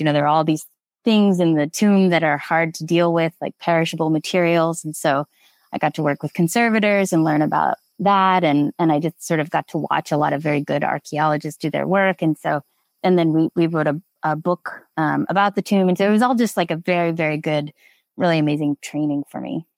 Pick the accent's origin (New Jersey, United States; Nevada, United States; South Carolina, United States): Nevada, United States; moved away as an adult; also born or lived in Alpena, Michigan; I'm originally from Nevada